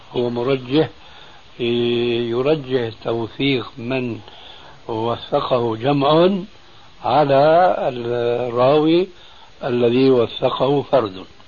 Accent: Syria; عندنا في سوريا

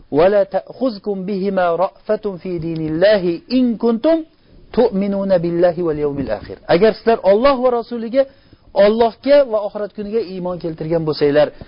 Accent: Uzbekistan; o'zimizda o'zbekchilik degan narsamiz bor

